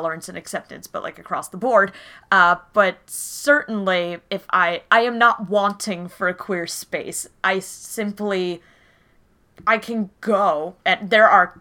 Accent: New Jersey, United States; I have lived in the Philadelphia area. I mean, South Jersey, but pretty much my entire life

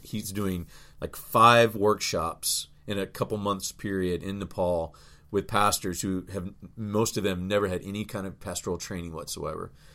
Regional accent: Louisville, Kentucky, United States; in my hometown to be able to just set up like Southern Seminary

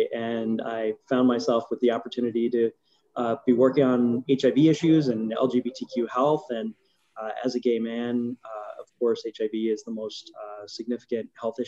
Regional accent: New York City, New York, United States; moved away as an adult; now in Chicago, United States; So it's been 20 plus years in Chicago. I grew up actually in New York City, but I found a home here in Chicago with my partner, David, and our dog, Penny.

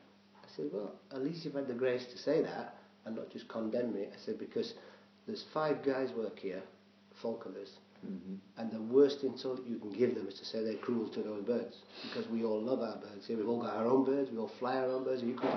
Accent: Sheffield, Yorkshire and the Humber, United Kingdom; moved away as an adult; also born or lived in London; now in Scotland, United Kingdom; I'm from Sheffield, which is Yorkshire in the middle, right in the middle.

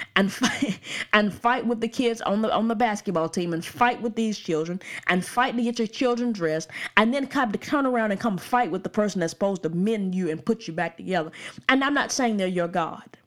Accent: Birmingham, Alabama, United States; I'm from the suburbs of Birmingham, so I can't vote, uh, in Birmingham, but I'm from the suburbs

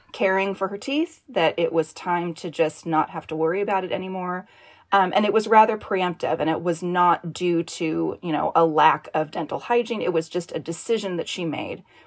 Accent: Northern California, United States; I grew up in Northern California.

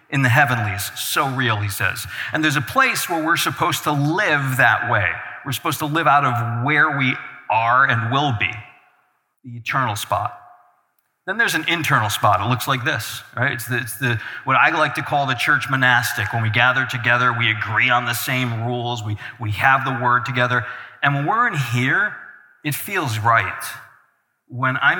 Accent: Albany, New York, United States; moved away as an adult; now in Mineral, Virginia, United States; I'm originally from Albany, New York. Spent all my years in there pastoring

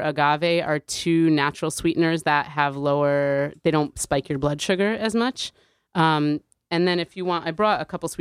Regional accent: New Haven, Connecticut, United States; growing up in New Haven, there were kids in my school

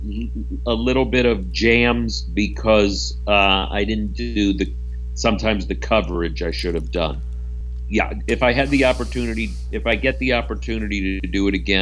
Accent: Canton, Ohio, United States; Grew up in Canton, Ohio

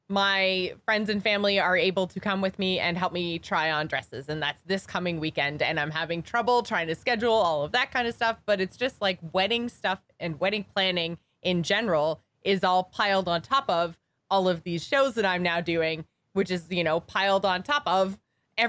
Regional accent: Canada; we're Canadian

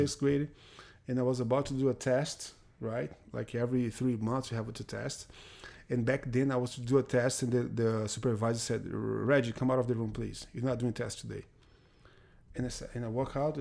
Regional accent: Fortaleza, Ceará, Brazil; English is a second language; moved away as an adult; also born or lived in Bahia, Brazil; now in United States; growing up, I grew up pretty much in Fortaleza, right, when I was a little kid

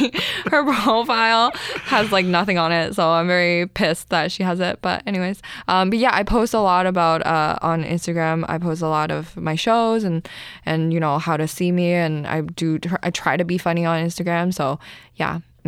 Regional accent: Canada; my identity, my as an immigrant, as an Asian person, as a Canadian, a young woman, right?

